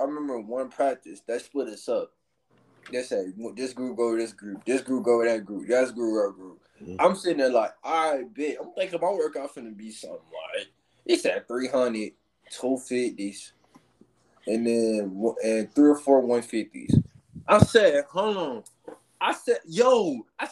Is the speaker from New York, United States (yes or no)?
no; Atlanta, Georgia, United States; moved away; also born or lived in Albany, Georgia; I was born in Albany, but we was raised in Atlanta.